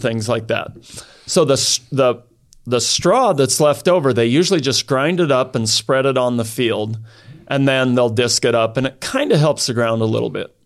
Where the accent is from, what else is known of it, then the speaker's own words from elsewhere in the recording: Idaho, United States; also born or lived in southern France; I grew up in Idaho. And, uh, grew up on a farm.